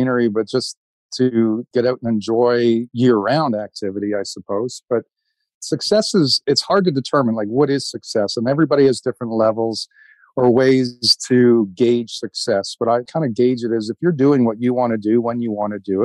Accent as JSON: {"language": "English", "town": "Georgetown", "region": "Ontario", "country": "Canada", "tie": "born or raised there", "said": "I grew up in Georgetown, Ontario, which is a small town outside of Toronto"}